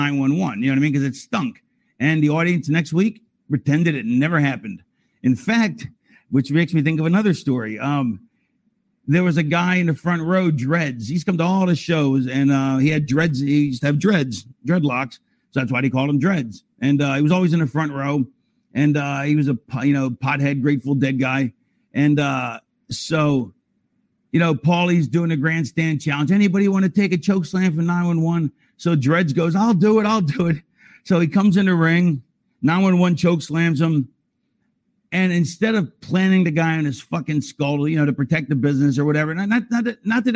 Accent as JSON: {"language": "English", "town": "Philadelphia", "region": "Pennsylvania", "country": "United States", "tie": "born or raised there", "said": "I was born in Philadelphia"}